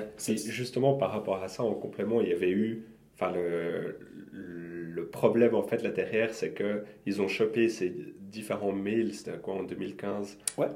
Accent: Lausanne, Vaud, Switzerland; chez nous, à Lausanne

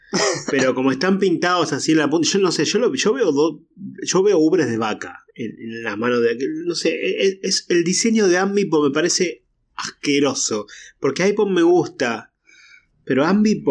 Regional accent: Argentina

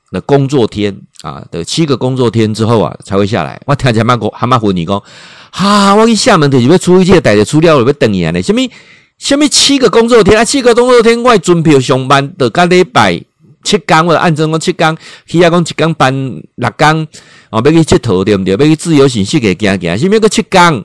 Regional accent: Taiwan; accent: Taiwanese accent; 他知道我是台湾来的。你其实他们一听就知道我们台湾来的。他说我们台湾人讲话有一个台湾腔啦

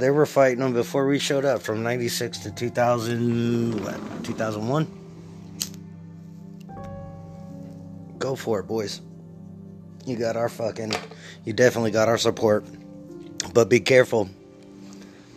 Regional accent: California, United States; I'm from California

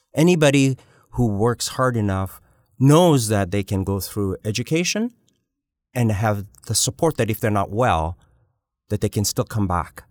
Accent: Uganda; now in Canada; I was born in East Africa. I was born in Uganda.

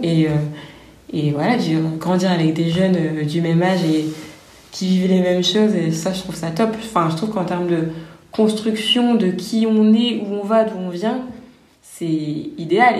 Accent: France; notre culture française, on la connaît, on a grandi hmm. avec, on a été à l'école

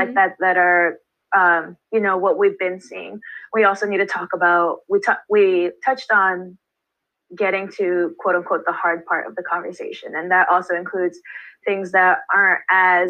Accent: Baldwin Park, California, United States; my hometown

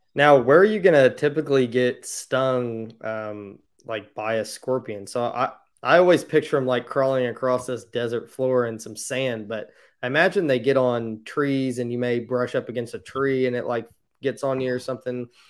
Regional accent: Indiana, United States; I'm from Indiana, so I've never been out that way

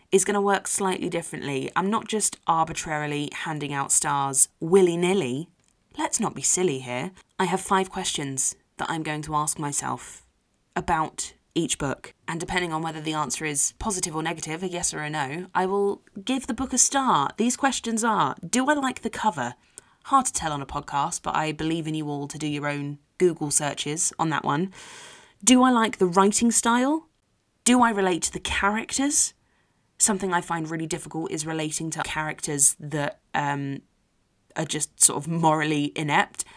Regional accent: London, United Kingdom; from South Harrow

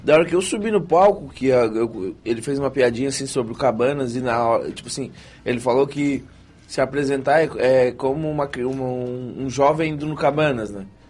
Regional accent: Santa Rosa do Sul, Santa Catarina, Brazil; also born or lived in Praia Grande; sou de Santa Rosa do Sul, nascido em Praia Grande, ou seja, eu sou da região aqui mesmo, não saí daqui

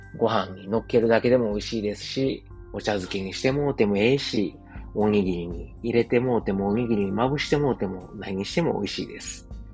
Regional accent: Osaka, Japan; moved away as an adult; also born or lived in Qatar; now in Germany; 自分の実家であるですね、駒川、東屋、はい、親父とおかんがやってる、えー、大阪、駒川いうところ

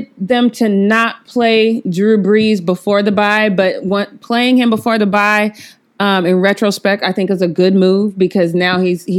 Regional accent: Denver, Colorado, United States; moved away; I was born and raised in Denver

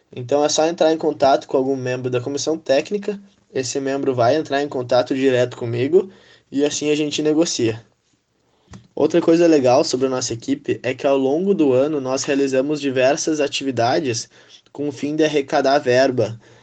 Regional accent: Santa Maria, Rio Grande do Sul, Brazil; Saí de Santa Maria para jogar vôlei, né? Não fiquei sempre aqui

